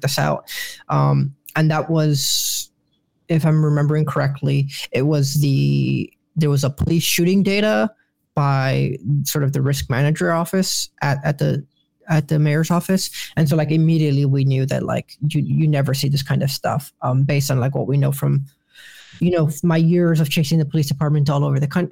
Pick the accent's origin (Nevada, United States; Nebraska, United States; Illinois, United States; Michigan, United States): Illinois, United States; Chicago; moved away as an adult; now in Washington, D.C., United States; I love Chicago. I grew up in Little Village.